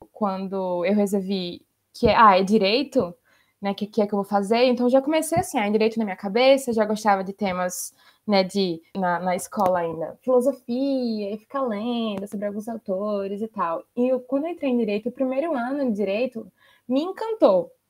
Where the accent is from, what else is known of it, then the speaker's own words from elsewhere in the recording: Maceió, Alagoas, Brazil; moved away as an adult; now in Poland; Sou de Maceió, Alagoas